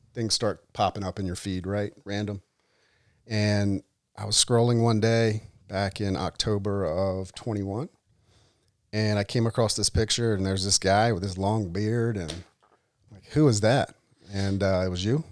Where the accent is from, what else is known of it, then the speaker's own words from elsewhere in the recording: Delaware, United States; from Delaware, from the flatlands, as I'm known